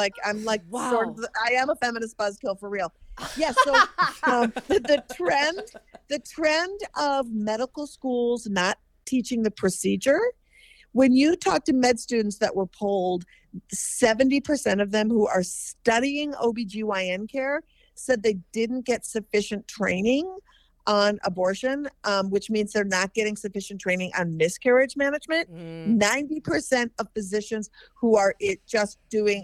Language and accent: English; Minnesota, United States; I'm from Minnesota, and I live part of the time in Minneapolis